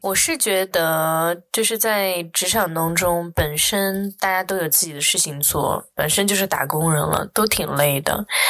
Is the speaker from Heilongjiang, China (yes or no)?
no; Chengdu, Sichuan, China; now in Singapore; 因为我在这个环境当中长大